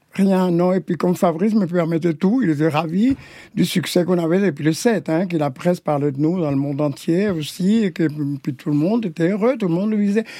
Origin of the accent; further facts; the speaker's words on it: Havana, Cuba; moved away as an adult; also born or lived in Paris, France; now in France; Je suis né à La Havane, Cuba, oui.